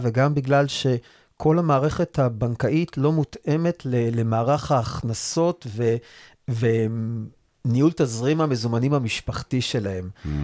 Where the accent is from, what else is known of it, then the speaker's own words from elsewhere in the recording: Rehovot, Central District, Israel; also born or lived in Re'ut; now in Rosh HaAyin, Israel; ובמקור אני נולדתי וגדלתי ברחובות. גר היום בראש העין